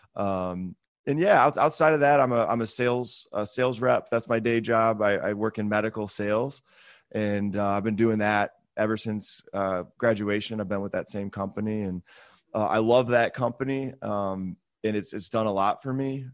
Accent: Michigan, United States; moved away as an adult; also born or lived in Charlotte / Atlanta; now in Greenville, United States; I'm from Michigan originally

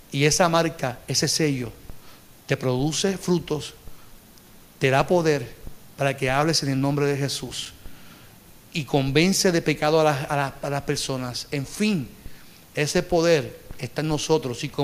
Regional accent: Carolina, Puerto Rico; Porque yo, soy de Carolina.

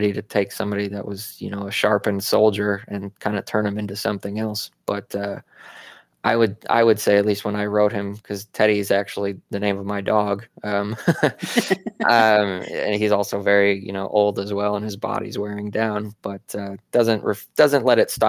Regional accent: Arizona, United States; I grew up in Arizona

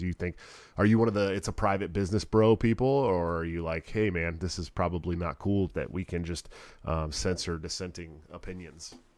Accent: Bay Area, outside of Oakland, California, United States; now in Iowa, United States; I'm from the Bay Area, California, outside of Oakland.

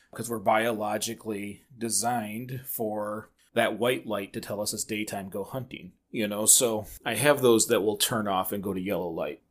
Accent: Michigan, United States; we're from Michigan

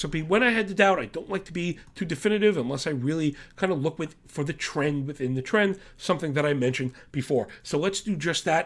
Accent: New York, United States; I am from New York

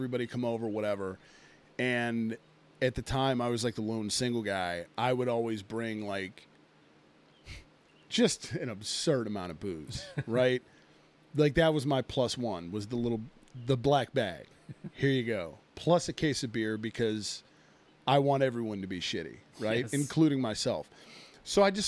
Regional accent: United States; we're American

